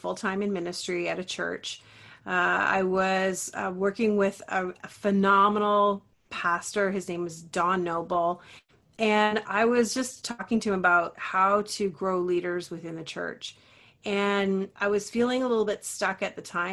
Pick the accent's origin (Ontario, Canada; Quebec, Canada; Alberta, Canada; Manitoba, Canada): Ontario, Canada; I'm from Ontario, Canada